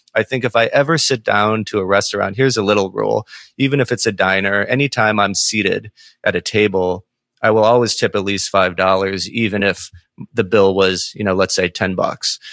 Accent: Saint Paul, Minnesota, United States; I'm from Saint Paul as well

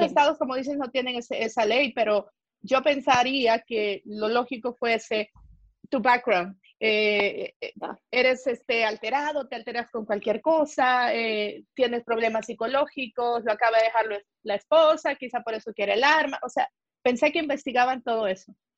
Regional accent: El Salvador; moved away; Yo siempre quise ser policía en mi país, El Salvador

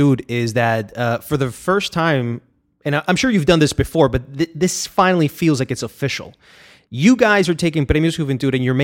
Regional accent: Barranquilla, Atlántico, Colombia; moved away; also born or lived in New York, United States; I'm Colombian. I was born in New York, okay. But I lived in Barranquilla, Colombia.

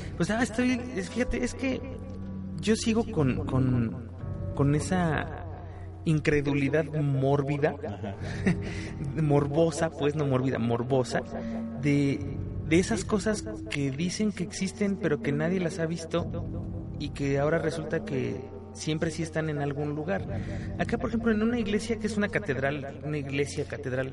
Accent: Mexico; como mexicano

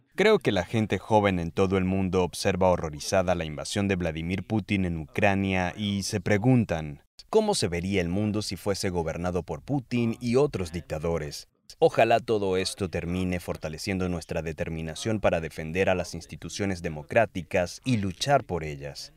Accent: Germany; Yo nací en Alemania en 1982

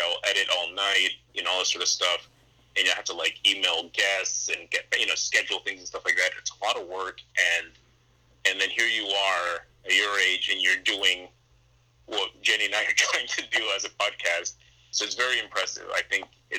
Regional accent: Fort Lauderdale, Florida, United States; I grew up in Broward. I'm a Fort Lauderdale kid

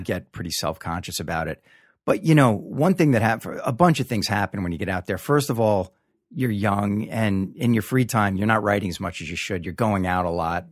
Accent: Long Island, New York, United States; moved away as an adult; also born or lived in Hollywood; Originally from Long Island.

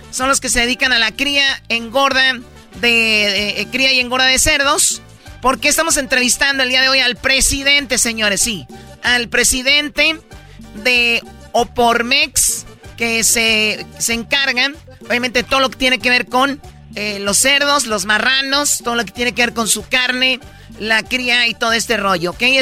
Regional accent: Tepatitlán, Jalisco, Mexico; Sí, bueno, yo soy de Tepatitlán, estamos como que eh, ahí tenemos a Guadalajara en el centro

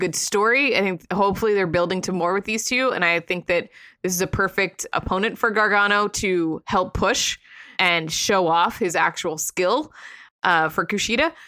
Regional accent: Sarasota, Florida, United States; moved away; also born or lived in Tampa; I love my hometown. I grew up in Sarasota

